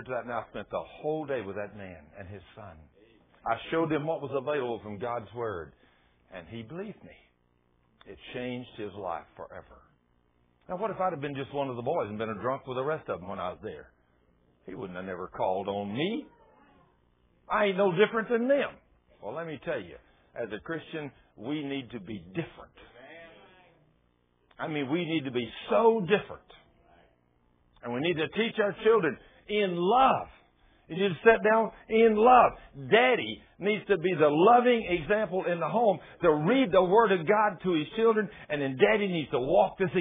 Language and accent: English; Goldthwaite, Texas, United States; born or raised there; moved away